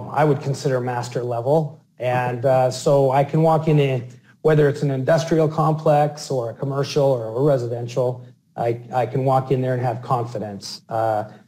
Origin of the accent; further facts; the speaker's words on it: Salt Lake City, Utah, United States; my hometown, Salt Lake City